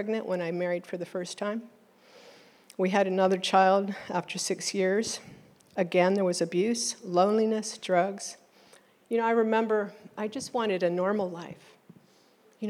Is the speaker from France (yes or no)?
no; East Coast, United States; now in Oklahoma, United States; My birth certificate says I am a U.S. citizen born abroad. And so I was raised on the East Coast.